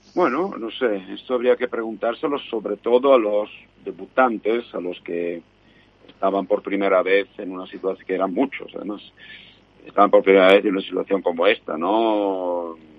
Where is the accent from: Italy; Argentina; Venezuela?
Italy; soy italiano